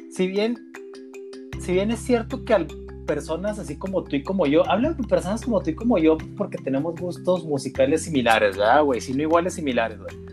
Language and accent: Spanish; Ciudad Juárez, Chihuahua, Mexico; Oye, hablo más golpeado con la firme intención que me pregunten de dónde soy.